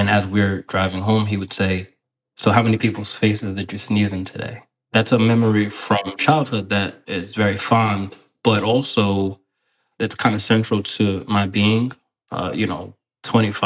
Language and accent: English; Westchester County, New York, United States; growing up in Westchester County, New York